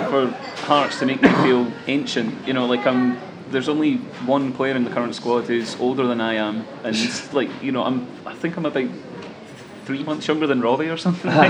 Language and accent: English; Livingston, Scotland, United Kingdom; I'm from Livingston